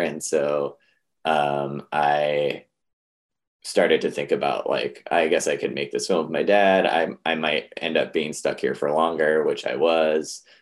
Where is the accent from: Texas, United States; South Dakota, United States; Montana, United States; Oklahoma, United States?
Montana, United States; Missoula; growing up in Missoula is a very different place than it is now